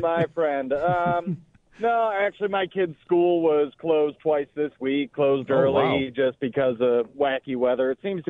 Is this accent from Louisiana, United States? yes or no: no; Buffalo, New York, United States; I was born in 84. … I grew up in Buffalo. Jim Kelly littered my walls.